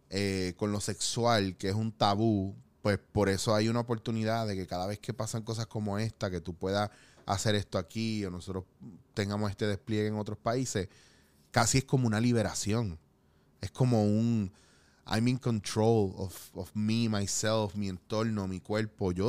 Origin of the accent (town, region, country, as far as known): Puerto Rico